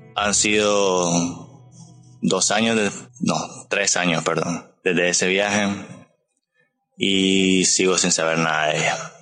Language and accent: Spanish; Nicaragua; Yo soy de Nicaragua